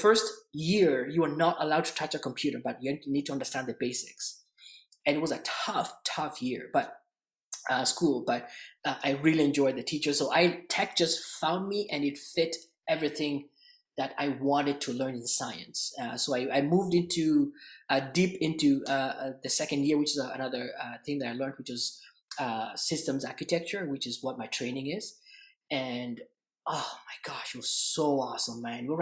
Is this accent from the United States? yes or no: no; Kenya; moved away as an adult; now in Canada; I grew up in Kenya, by the way, in just a little bit of a back history. And I came to Canada not too long ago